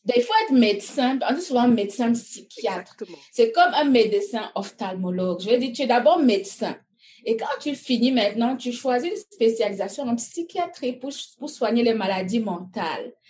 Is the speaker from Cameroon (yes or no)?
yes; Cameroon; moved away as an adult; also born or lived in Belgium; now in North America; Je suis née au Cameroun. Euh, j'ai étudié jusqu'à quand j'ai eu mon bac